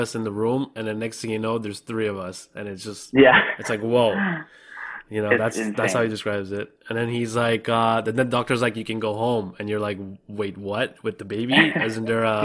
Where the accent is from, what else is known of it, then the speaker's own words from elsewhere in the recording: Canada; I'm from Canada